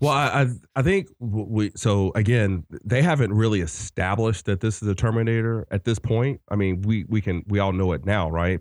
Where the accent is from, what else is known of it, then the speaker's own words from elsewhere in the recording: the South, United States; I'm from the South